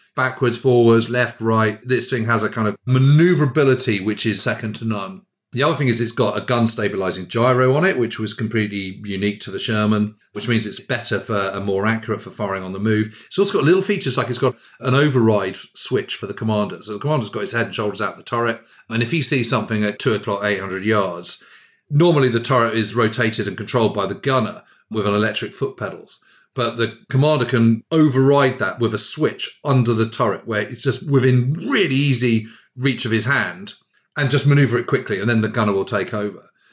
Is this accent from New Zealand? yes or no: no; United Kingdom; I'm a Brit